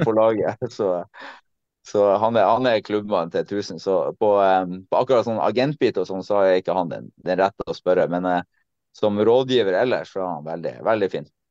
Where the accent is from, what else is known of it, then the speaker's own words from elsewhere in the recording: Tromsø, Troms, Norway; moved away as an adult; also born or lived in Netherlands / Germany; Jeg kom hjem, jeg kom hjem til Tromsø 27.